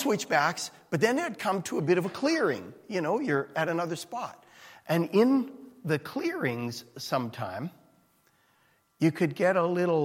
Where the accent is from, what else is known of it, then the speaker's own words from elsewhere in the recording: Edmonton, Alberta, Canada; moved away; I'm from Edmonton